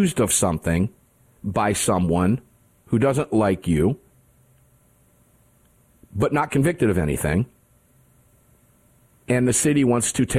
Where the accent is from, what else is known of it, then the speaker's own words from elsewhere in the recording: Cincinnati, Ohio, United States; I was born in Cincinnati